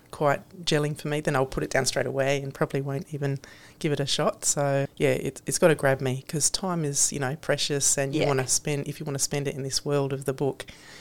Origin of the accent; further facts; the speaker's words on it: Adelaide, South Australia, Australia; growing up in Adelaide